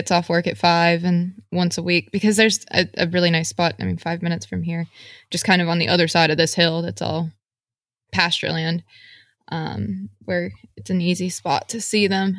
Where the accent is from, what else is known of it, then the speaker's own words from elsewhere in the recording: West Virginia, United States; moved away as an adult; I grew up in very rural West Virginia, farming